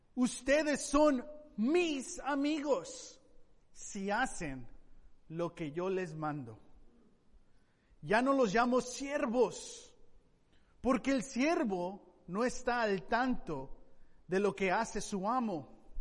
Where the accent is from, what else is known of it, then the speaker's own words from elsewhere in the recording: Tepic, Nayarit, Mexico; moved away; yo eh, crecí en México, en la ciudad de Tepic